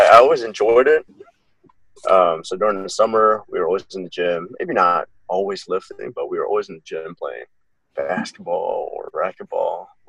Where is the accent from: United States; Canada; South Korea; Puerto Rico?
South Korea; I grew up mostly in Korea. My dad was in the Army. Mm-hmm. So he was stationed here in Korea, which is where you met my mom. Mm. I graduated from Osan American High School, which is in Korea. So everything I did was in Korea.